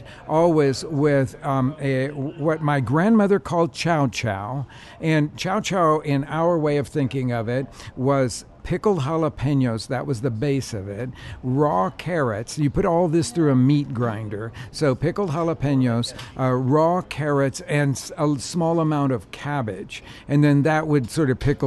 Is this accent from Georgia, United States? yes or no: no; Oklahoma City, Oklahoma, United States; moved away; also born or lived in Chicago; I grew up in Oklahoma City